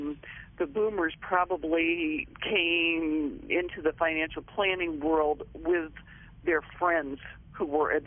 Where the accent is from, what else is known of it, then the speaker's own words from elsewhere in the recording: Wayne, Pennsylvania, United States; moved away as an adult; also born or lived in Middletown, Ohio; now in Ohio, United States; I grew up outside of Philadelphia in Wayne, Pennsylvania. Went through all of the schools there from kindergarten to the 12th grade